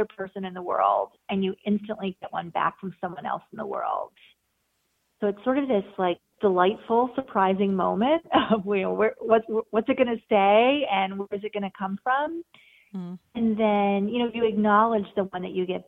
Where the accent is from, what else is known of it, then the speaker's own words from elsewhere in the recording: New York area, United States; I grew up in the New York area and have spent most of my life here